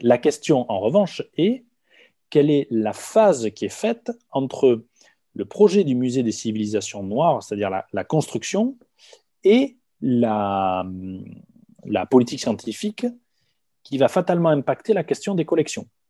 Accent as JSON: {"language": "French", "area": "Hautes-Pyrénées", "region": "Occitania", "country": "France", "said": "je viens des Hautes-Pyrénées"}